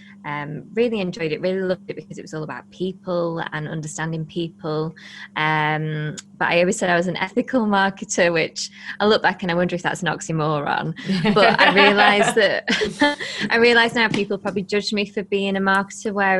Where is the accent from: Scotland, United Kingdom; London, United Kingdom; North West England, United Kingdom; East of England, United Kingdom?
North West England, United Kingdom; Blackpool; we're from Blackpool, and Blackpool is one of the poorest parts of the UK.